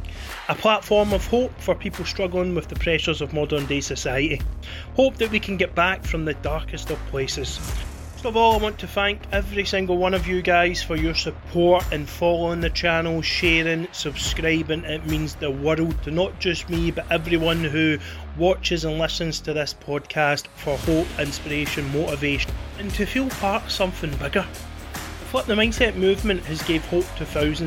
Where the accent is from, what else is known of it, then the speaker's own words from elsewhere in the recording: Dunoon, Scotland, United Kingdom; we both grew up in small towns. Me was down in Argyll in a town called Dunoon